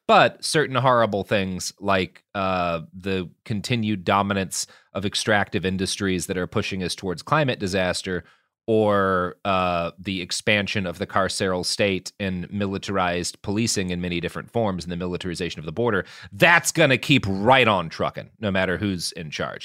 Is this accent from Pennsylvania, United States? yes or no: no; Texas, United States; as a Texan